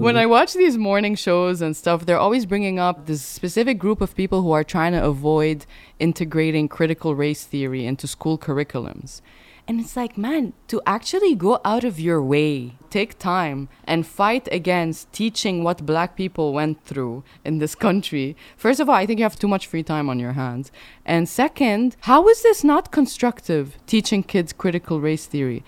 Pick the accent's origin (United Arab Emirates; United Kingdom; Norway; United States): United Arab Emirates; Sharjah; moved away; also born or lived in Dubai; growing up in Sharjah, Dubai